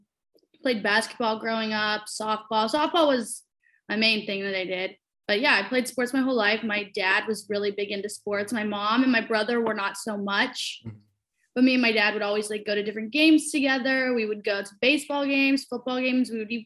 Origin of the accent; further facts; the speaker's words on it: outside Cleveland, Ohio, United States; I'm from Ohio, not specifically Cleveland, like outside